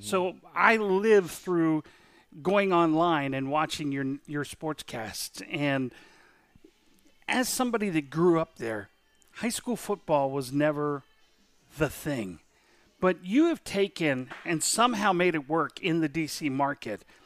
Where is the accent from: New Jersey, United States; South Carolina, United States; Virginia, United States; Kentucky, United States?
Virginia, United States; Falls Church; moved away; also born or lived in Eastern Shore; I grew up in Falls Church, Virginia.